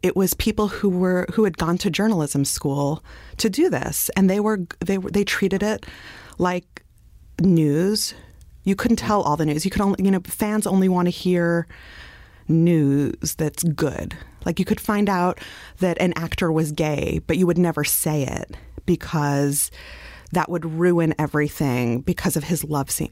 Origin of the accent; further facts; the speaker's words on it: New York City, New York, United States; I grew up in Brooklyn